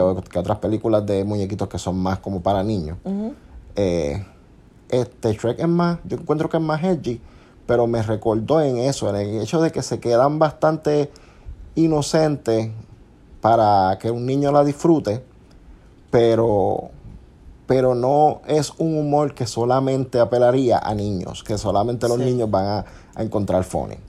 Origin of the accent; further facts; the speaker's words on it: Puerto Rico; nosotros somos de Puerto Rico